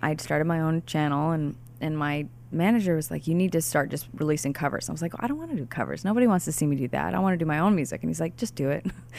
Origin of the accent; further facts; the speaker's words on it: Pocatello, Idaho, United States; also born or lived in Boise; I was born in Boise and I was raised in Pocatello.